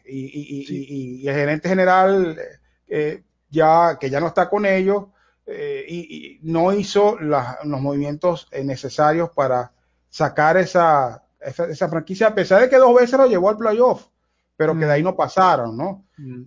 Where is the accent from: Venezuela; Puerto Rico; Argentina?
Venezuela; en mi caso particular, como venezolano